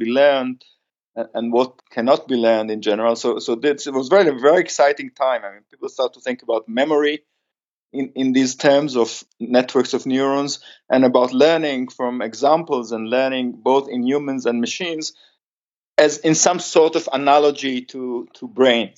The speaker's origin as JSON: {"language": "English", "country": "Israel", "also_born_or_lived": "United States", "second_language": "English", "said": "I came back to Israel after being 6 years in the States"}